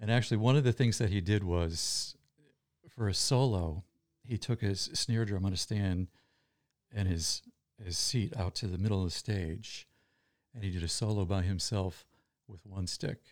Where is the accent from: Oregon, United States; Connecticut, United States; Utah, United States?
Connecticut, United States; Cheshire; also born or lived in New Britain, Connecticut / Boston; I was there for five years, and then we moved, uh, from New Britain to Cheshire